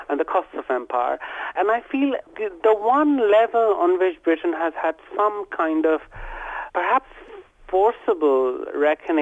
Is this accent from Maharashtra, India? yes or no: no; Kolkata, West Bengal, India; where I was growing up in West Bengal, in Calcutta